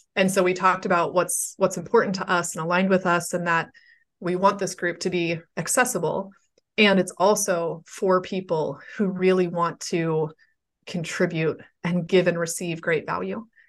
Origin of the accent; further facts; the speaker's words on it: Pittsburgh, Pennsylvania, United States; my hometown of Pittsburgh